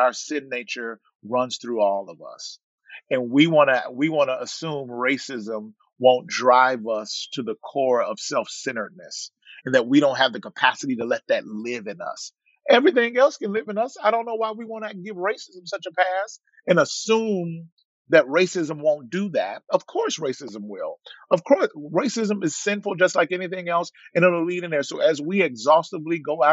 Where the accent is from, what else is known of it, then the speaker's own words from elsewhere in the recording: the South, United States; now in Monrovia, United States; I'm from the South. We ate catfish with bones